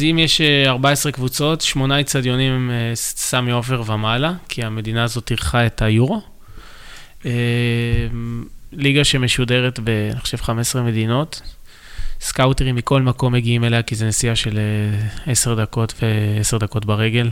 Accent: Tel Aviv, Tel Aviv District, Israel; גדלתי בתל אביב, ברמת החייל, בשכונה די טובה

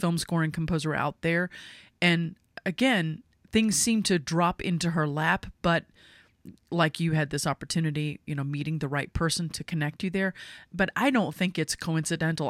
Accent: United States; I'm not from England. I'm American.

